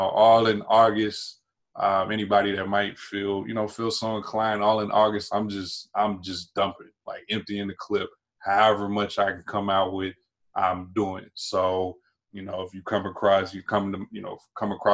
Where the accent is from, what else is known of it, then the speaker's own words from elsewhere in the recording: North Carolina, United States; also born or lived in Prince George's County, Maryland; now in Maryland, United States; I grew up in North Carolina, and I currently reside in PG County, Maryland